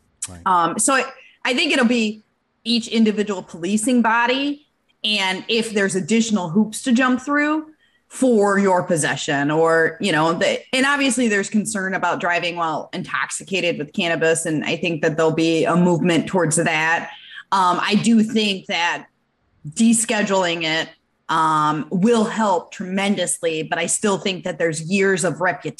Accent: Michigan, United States; I'm from Michigan

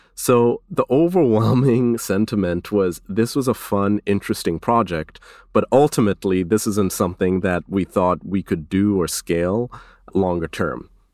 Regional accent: Kenya; now in United States; I was born in Kenya before coming to the States

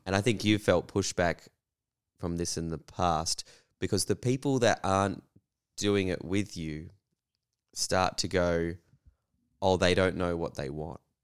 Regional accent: Western Australia, Australia; I grew up in Western Australia through the, you know, eighties and nineties

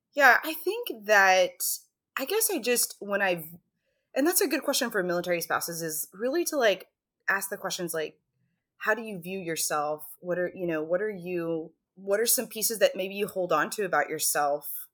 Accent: Texas, United States; moved away as an adult; now in Alaska, United States; I grew up in Texas. I live in Alaska

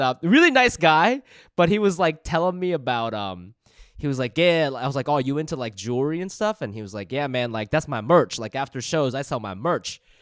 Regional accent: Columbus, Ohio, United States; moved away as an adult; now in Los Angeles, United States; where I grew up in Columbus

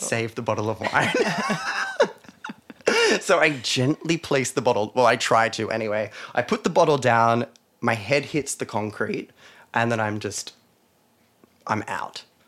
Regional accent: Weston, New South Wales, Australia; I grew up in a town called Weston

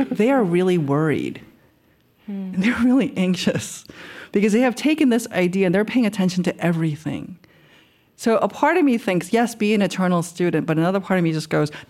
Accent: Queens, New York, United States; I think I had it because I am from Queens and because I'm not sure if it's the Korean part.

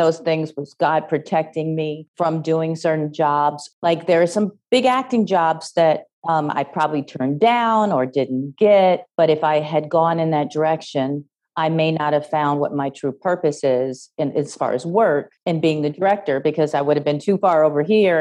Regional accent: Chicago, Illinois, United States; now in Los Angeles, United States; I grew up in Chicago

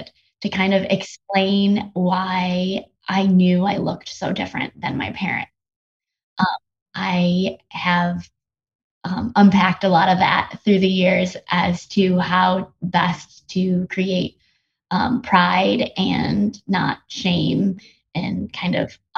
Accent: United States; born or raised there; also born or lived in South Korea

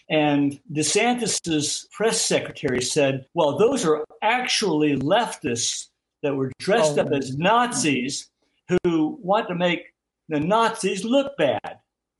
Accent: Florida, United States; You know, I grew up in the South. I grew up in Florida.

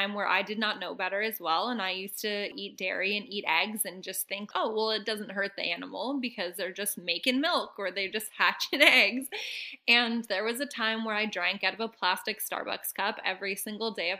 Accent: Canada; moved away; also born or lived in Mexico; I grew up in Canada in farm country

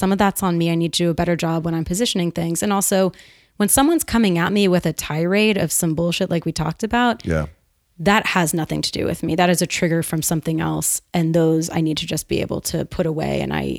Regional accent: Northeast, United States; I'm a straight shooter. I'm from the Northeast.

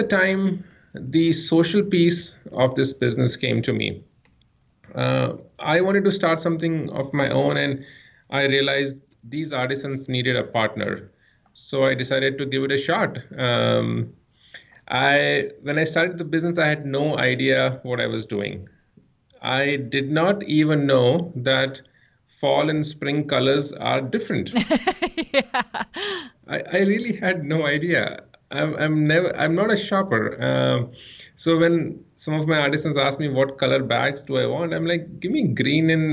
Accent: India; moved away as an adult; also born or lived in Ann Arbor, Michigan; I grew up in India

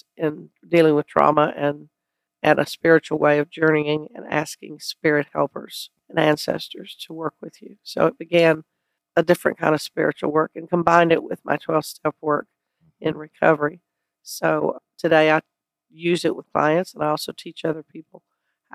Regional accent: South Texas, United States; moved away as an adult; also born or lived in Chicago, Illinois; now in Los Angeles, United States; I lived in Texas most of my life. I was born in Chicago and then moved to South Texas when I was 11 months old

